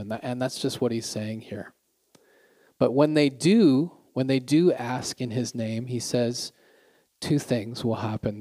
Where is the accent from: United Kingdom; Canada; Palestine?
Canada; now in Pyeongtaek, South Korea; I'm Canadian